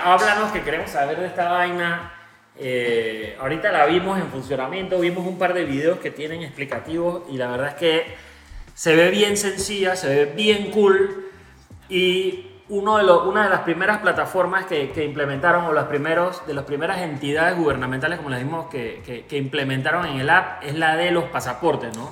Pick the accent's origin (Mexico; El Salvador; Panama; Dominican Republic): Panama; nosotros los panameños